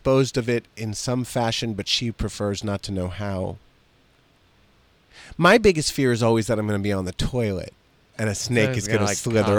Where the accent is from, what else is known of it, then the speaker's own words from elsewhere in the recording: Virginia, United States; I'm from Fauquier County, Virginia.